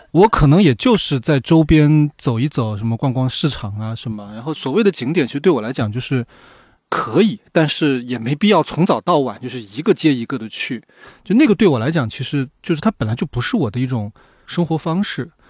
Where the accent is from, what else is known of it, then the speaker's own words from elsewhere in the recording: Sichuan, China; moved away; 我老家是四川，就是在我们那边有很多人，他就是只要有一点时间就会去打麻将、打牌